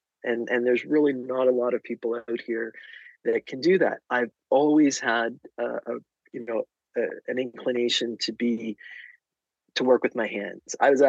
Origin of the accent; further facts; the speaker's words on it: Canada; So that's when I went from being Canadian mom to being Canadian handywoman.